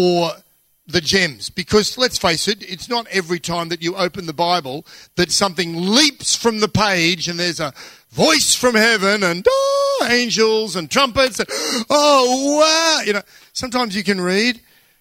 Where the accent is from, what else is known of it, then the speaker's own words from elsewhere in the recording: Australia; I'm Australian.